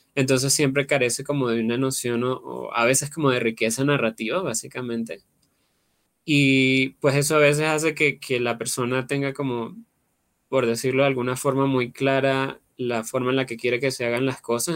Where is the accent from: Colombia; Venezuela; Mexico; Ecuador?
Venezuela; moved away; Yo pues soy venezolano, vengo de Venezuela, vivía en una ciudad pequeña